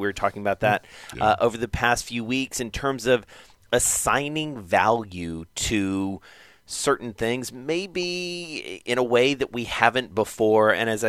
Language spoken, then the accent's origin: English; the South, United States; growing up in the South, I just referred to all of them as tennis shoes. That's a very regional thing